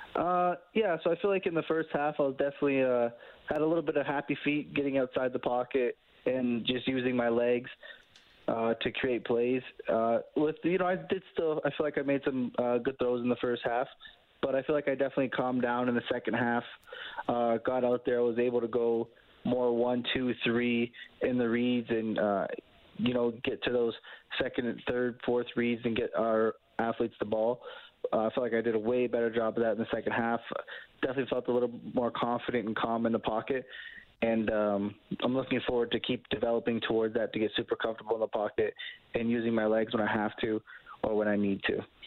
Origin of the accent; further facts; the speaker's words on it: Canada; being a Canadian quarterback